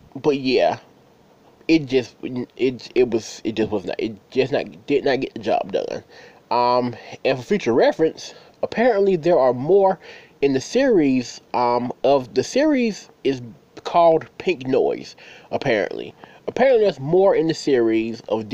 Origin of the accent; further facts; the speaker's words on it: United States; I'm from the States